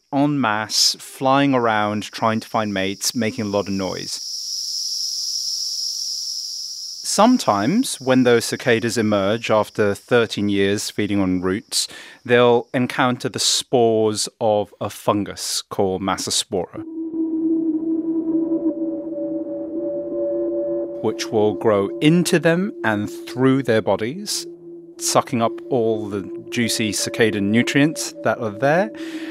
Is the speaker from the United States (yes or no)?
no; United Kingdom; I'm British. We hate fun.